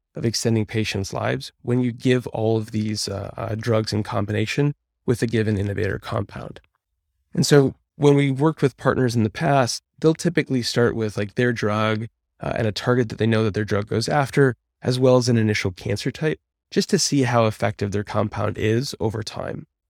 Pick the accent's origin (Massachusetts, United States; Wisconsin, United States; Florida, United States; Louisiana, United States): Wisconsin, United States; moved away as an adult; also born or lived in St. Louis, Missouri; now in Bay Area, United States; I'm from Wisconsin originally, and it's, it's a very purple state. And so when I was growing up, uh, I was more in the rural area.